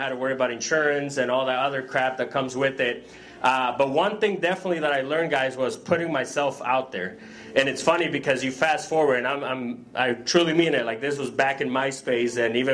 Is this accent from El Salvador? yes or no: yes; El Salvador; now in United States; I'm from El Salvador originally